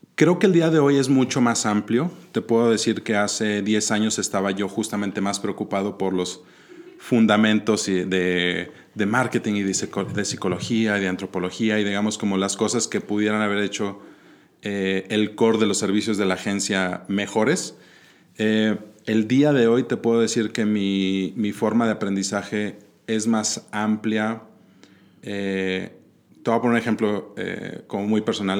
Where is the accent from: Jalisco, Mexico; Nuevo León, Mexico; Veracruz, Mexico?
Nuevo León, Mexico; Monterrey; born or raised there; also born or lived in Mexico City